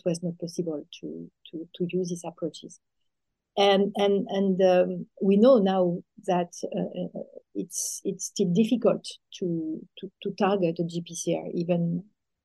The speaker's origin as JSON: {"language": "English", "country": "France", "accent": "French", "second_language": "English", "said": "I'm French, as you can hear with my accent, French accent."}